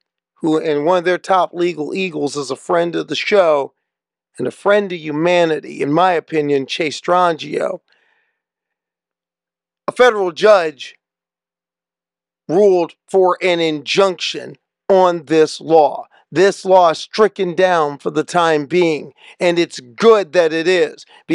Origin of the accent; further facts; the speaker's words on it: Omaha, Nebraska, United States; moved away; my hometown, Omaha, Nebraska